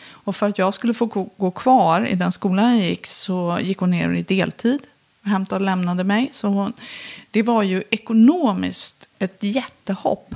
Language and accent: Swedish; Filipstad, Värmland, Sweden; Jag växte upp i Filipstad